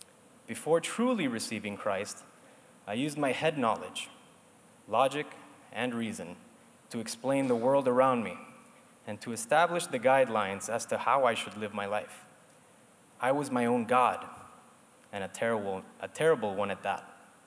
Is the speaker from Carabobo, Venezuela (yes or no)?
no; Caracas, Capital District, Venezuela; also born or lived in Argentina / Spain / New York / Miami; I'm originally from Caracas, Venezuela, and grew up in many places, such as Argentina, Spain, New York, Miami, Denver, and Panama.